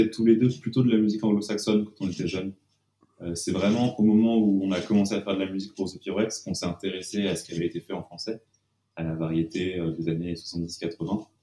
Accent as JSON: {"language": "French", "town": "Annecy", "region": "Auvergne-Rhône-Alpes", "country": "France", "tie": "born or raised there", "moved": "yes", "lives_now": "Paris, France", "said": "Moi, je suis né à Annecy"}